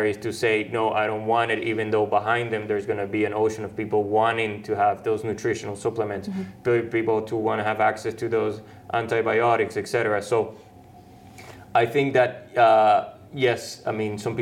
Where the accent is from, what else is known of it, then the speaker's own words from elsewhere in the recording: Venezuela; moved away; I grew up in Venezuela